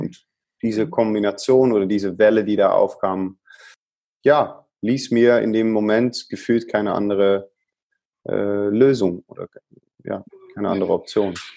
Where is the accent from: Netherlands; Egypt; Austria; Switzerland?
Netherlands; accent: Dutch; German is a second language; now in Germany; Als Holländer